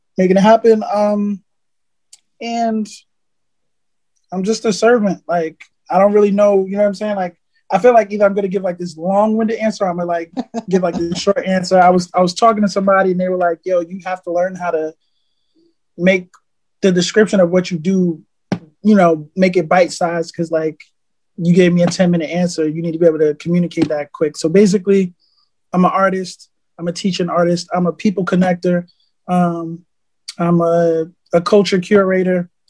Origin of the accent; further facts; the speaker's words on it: New York, United States; moved away; I happened to have went home to New York because I'm originally from New York